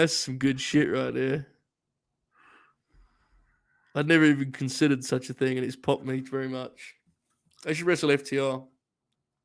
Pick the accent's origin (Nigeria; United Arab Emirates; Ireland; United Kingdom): United Kingdom; I'm British.